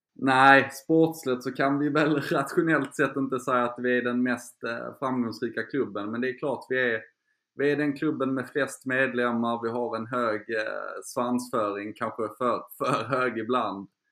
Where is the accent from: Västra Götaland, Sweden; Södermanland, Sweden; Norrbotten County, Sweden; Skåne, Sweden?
Skåne, Sweden; accent: Scanian; moved away as an adult; now in Stockholm, Sweden; jag är skåning som, som du hör